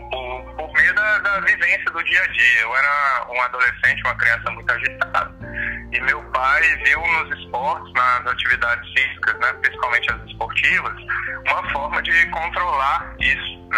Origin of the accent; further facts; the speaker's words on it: Brasília, Federal District, Brazil; obrigado pela apresentação pessoal. É, sou aqui de natural de Brasília, tenho três filhos, sou casado é, e trabalho hoje no Colégio Militar de Brasília.